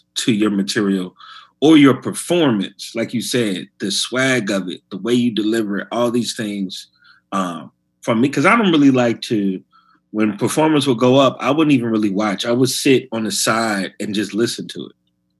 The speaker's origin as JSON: {"language": "English", "town": "Chicago", "region": "Illinois", "country": "United States", "lives_now": "New York, United States", "said": "Like, I was mostly doing clubs when I came from Chicago."}